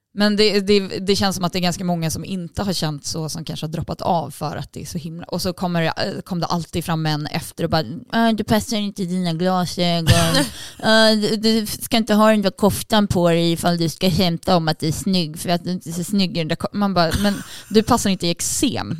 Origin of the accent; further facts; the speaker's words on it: Sweden; Jag är ju svensk